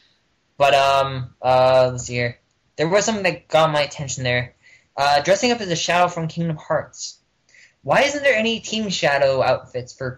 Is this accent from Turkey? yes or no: no; Canada; I'm Canadian